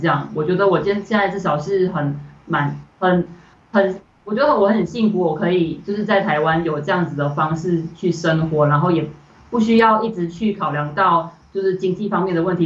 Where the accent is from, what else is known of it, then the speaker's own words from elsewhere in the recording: Malaysia; moved away as an adult; now in Taiwan; 我来台湾就读，哦，我以前，我十八岁以前都是在马来西亚生活这样